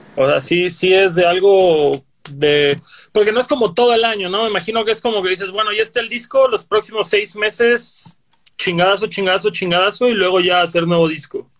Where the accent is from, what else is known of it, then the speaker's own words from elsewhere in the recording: Cancún, Quintana Roo, Mexico; yo que soy de Cancún